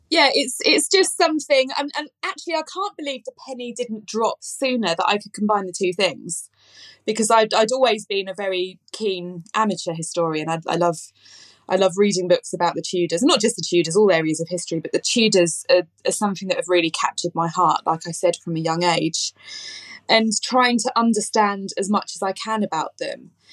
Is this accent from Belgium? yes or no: no; London, United Kingdom; I grew up in southeast London. In fact, I grew up in Eltham